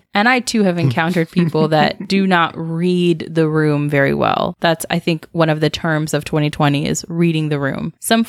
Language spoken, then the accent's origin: English; California, United States; And then I had to correct you and say that I'm from California.